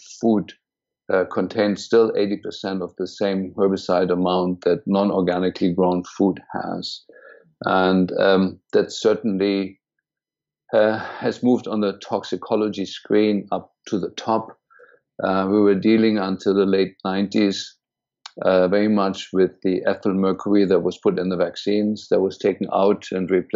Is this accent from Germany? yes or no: yes; Berlin, Germany; moved away as an adult; also born or lived in India; now in United States; I was born and raised in Germany, in Berlin, actually, and went to medical school